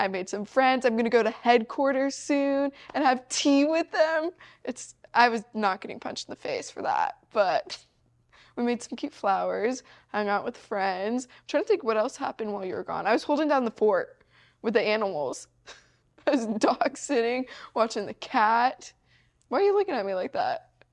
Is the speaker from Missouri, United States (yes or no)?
yes; Missouri, United States; I'm from Missouri